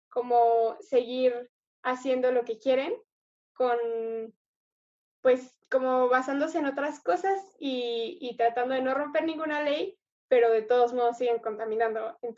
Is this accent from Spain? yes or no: no; Mexico; soy de México, eh, tengo 18 años